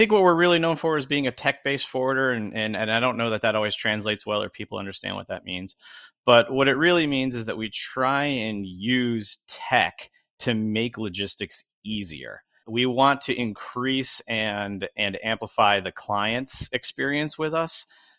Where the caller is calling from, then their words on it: Long Beach, California, United States; I'm joining you from Long Beach, California. So I actually live within sight of the ports.